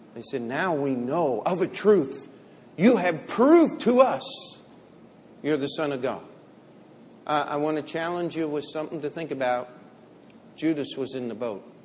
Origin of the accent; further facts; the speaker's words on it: Finksburg, Maryland, United States; now in New York, United States; I grew up in uh, what we would call small town America, exclamation mark. We did have one stoplight in Finksburg, Maryland